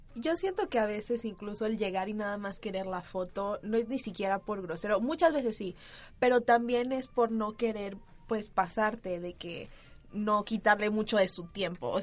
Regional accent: Venezuela; now in Mexico City, Mexico; Yo, como buena venezolana

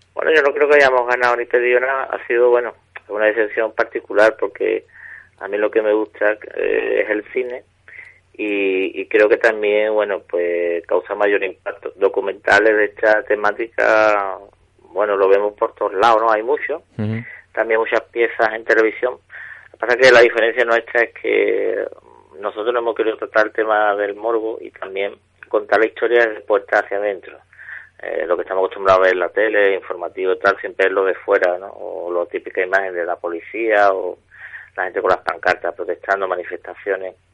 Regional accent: Jerez de la Frontera, Andalusia, Spain; desde chico yo soy de Jerez y aquí en Andalucía, en la provincia de Cádiz

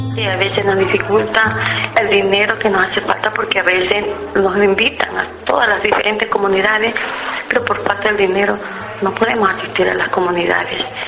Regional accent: Rocafuerte, Manabí, Ecuador; Yo nací en Fuerte en el año 1957

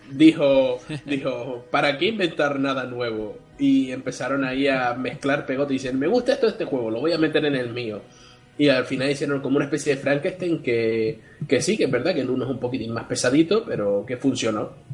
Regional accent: Spain; somos el país de Europa con mayor cantidad de smartphones por persona

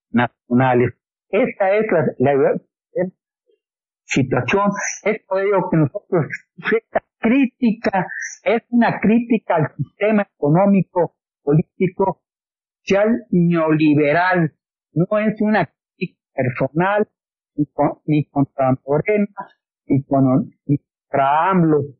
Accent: Mexico; estamos hermanados porque somos mexicanos

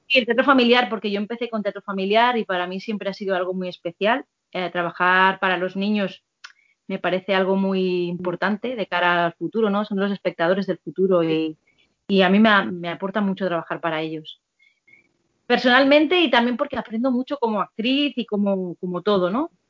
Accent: Catalonia, Spain; born or raised there; moved away as an adult; now in Madrid, Spain

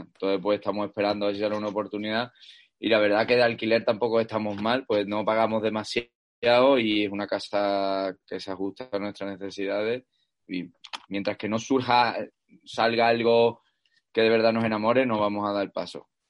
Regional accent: Cádiz, Andalusia, Spain; also born or lived in Seville; now in El Puerto de Santa María, Spain; más cerca de la familia, nuestra tierra al final, ¿sabes? Que Sevilla también mi tierra, pero, pero más cerca de Cádiz

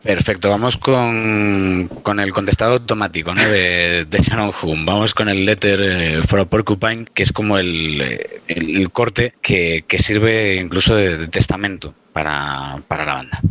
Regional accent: Pontevedra, Galicia, Spain; soy de Pontevedra

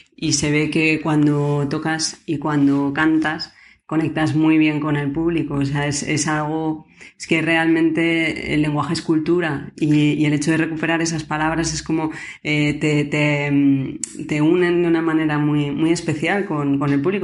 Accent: Spain; yo soy española

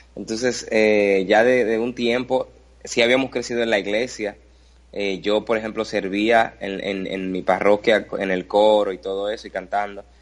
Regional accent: Dominican Republic; aquí, en mi país, República Dominicana

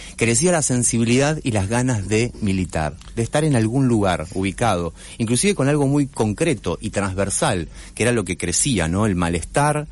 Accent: Santa Fe, Argentina; Como periodista santafesino

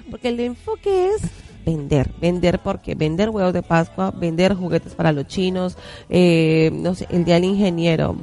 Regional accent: Bogotá, Colombia; also born or lived in Facatativá, Colombia; yo soy de Bogotá, pero viví siete años en Faca

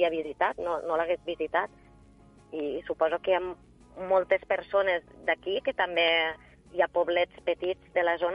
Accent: L'Ampolla, Catalonia, Spain; per a mi és, és algo molt, una satisfacció molt gran perquè 100% de l'ampolla, eh, poder presentar-ho al meu poble

